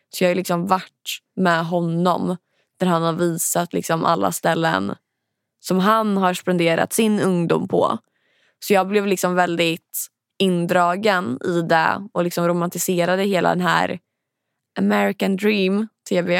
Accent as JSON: {"language": "Swedish", "town": "Linköping", "region": "Östergötland", "country": "Sweden", "tie": "born or raised there", "moved": "yes", "said": "när jag bodde hemma i Linköping"}